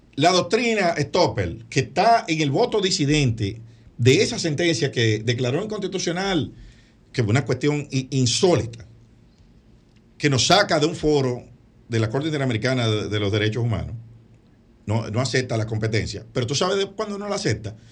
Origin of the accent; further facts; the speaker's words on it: Dominican Republic; como dominicano y como abogado